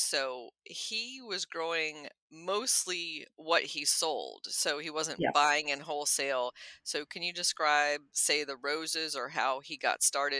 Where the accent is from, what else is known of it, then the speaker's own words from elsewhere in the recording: Bavaria, Germany; moved away; I was born in Bavaria myself.